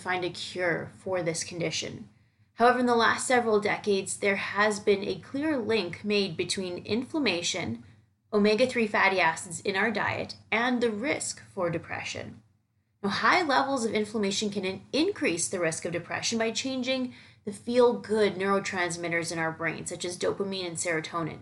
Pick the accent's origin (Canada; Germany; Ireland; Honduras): Canada; now in New York City, United States; I'm heading back to my hometown for the weekend